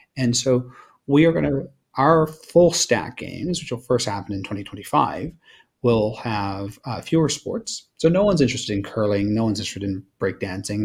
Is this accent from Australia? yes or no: yes; Australia; I'm Australian